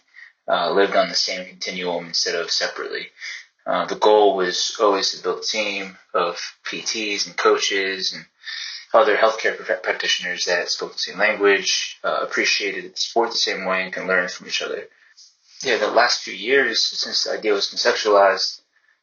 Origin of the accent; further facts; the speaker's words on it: Princeton, New Jersey, United States; also born or lived in Newark, New Jersey; I grew up in Newark, New Jersey, until like grade school, and I made my way to Princeton